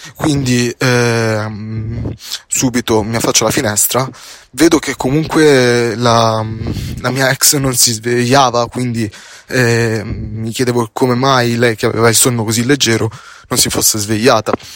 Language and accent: Italian; Palermo, Sicily, Italy; in siciliano perché io sono palermitano